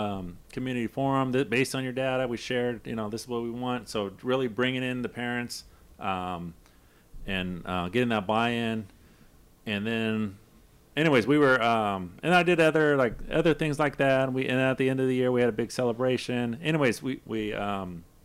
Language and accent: English; Los Angeles, California, United States; also born or lived in Pacoima; I come from South Central. We're organizing out there